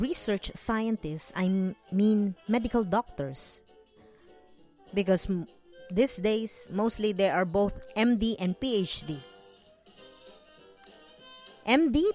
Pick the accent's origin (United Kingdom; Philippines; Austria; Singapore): Philippines; I grew up learning in the Philippines from my elementary and high school teachers